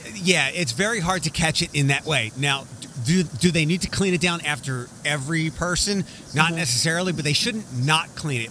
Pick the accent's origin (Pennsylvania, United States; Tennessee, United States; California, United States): Pennsylvania, United States; Philadelphia; now in Wood County, Ohio, United States; I'm from Philadelphia